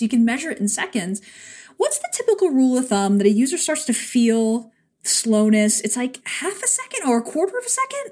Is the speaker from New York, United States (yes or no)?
yes; New York, United States; a New Yorker